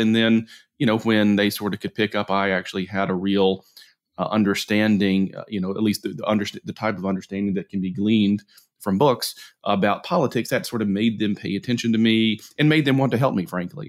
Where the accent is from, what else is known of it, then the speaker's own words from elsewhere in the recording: Jackson, Mississippi, United States; moved away; also born or lived in Montgomery, Alabama; I grew up in Jackson, Mississippi, ultimately moved to Montgomery, Alabama